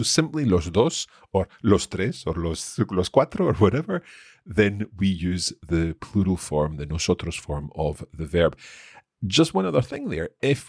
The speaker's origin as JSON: {"language": "English", "region": "Aragon", "country": "Spain", "said": "Okay, so given that we're both from Aragón, por lo que ve el norte pareció un planazo."}